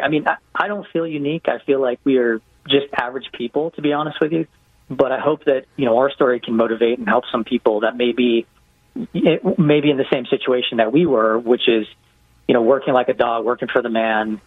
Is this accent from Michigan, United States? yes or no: no; Hawaii, United States; also born or lived in West Coast; now in Atlanta, United States; I grew up in Hawaii